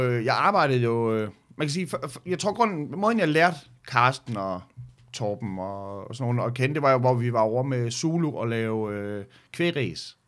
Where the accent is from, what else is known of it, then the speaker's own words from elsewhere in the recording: Skanderborg, Central Denmark Region, Denmark; jeg var fra Skanderborg